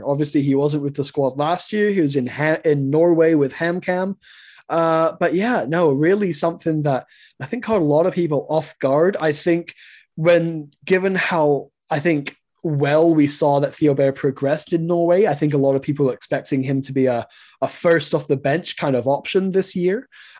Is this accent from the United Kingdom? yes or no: yes; England, United Kingdom; I'm English.